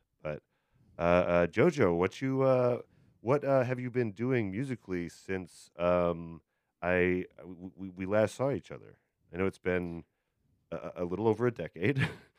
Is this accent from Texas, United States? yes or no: no; Beloit, Wisconsin, United States; This is an old friend of me and Kevin. We grew up in Beloit together.